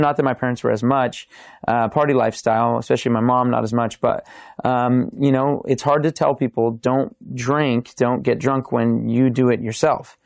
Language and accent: English; Simi Valley, California, United States; I grew up in Simi Valley, California